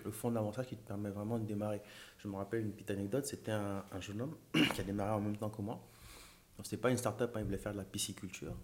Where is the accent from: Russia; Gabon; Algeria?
Gabon; moved away as an adult; now in France; Donc, moi, j'ai grandi au Gabon.